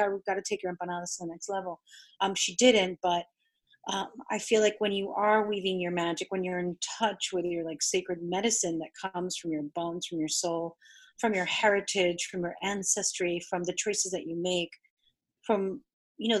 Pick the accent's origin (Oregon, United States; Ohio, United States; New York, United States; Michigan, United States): New York, United States; first language Spanish; English is a second language; also born or lived in Argentina; I'm South American from Argentina and from New York. But meaning that I'm from New York, that means I've been exposed to Cuban culture.